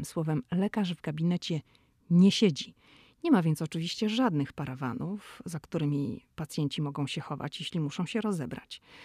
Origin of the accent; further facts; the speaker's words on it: Poland; moved away as an adult; now in United States; ja jestem z Polski